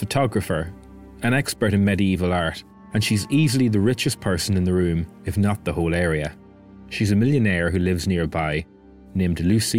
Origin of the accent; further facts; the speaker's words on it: County Donegal, Ireland; Growing up in Donegal